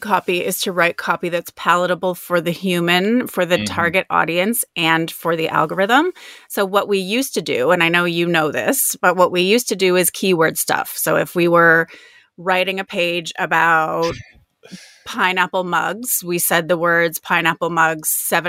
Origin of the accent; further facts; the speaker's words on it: Toronto, Ontario, Canada; now in Australia; Canada? I grew up sort of just outside of Toronto.